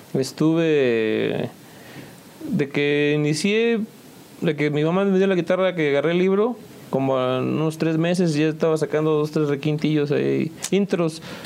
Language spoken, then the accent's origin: Spanish; San Juan del Río, Querétaro, Mexico; de aquí de San Juan del Río, originalmente, nacido, ya sabes, en el IMSS